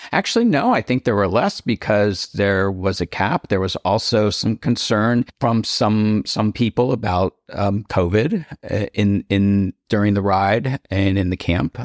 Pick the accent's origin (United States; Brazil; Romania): United States; Cupertino, California; moved away as an adult; also born or lived in East Coast (US) / Delaware; now in Palm Springs, United States; I'm from the East Coast, uh, when I was ten years old, my family moved out to Cupertino, the Bay Area